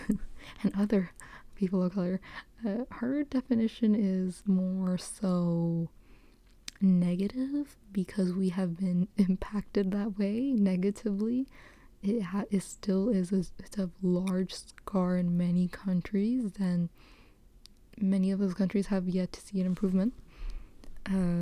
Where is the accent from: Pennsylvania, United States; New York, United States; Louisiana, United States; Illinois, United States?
New York, United States; New York City; moved away; I grew up in the Bronx, East Raymond, shout out to Highbridge